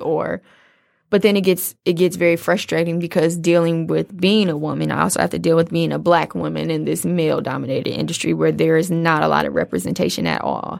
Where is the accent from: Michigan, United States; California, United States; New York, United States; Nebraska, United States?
Michigan, United States; Detroit; I'm a girl from Detroit